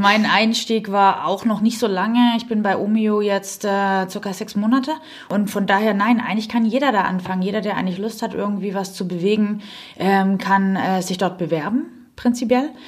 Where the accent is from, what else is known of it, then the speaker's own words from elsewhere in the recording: Southern Germany, Germany; accent: southern German dialect; also born or lived in Stuttgart; now in Berlin, Germany; Ich bin ursprünglich aus Süddeutschland, wie mhm. man vielleicht an meinem kleinen Dialekt leicht hört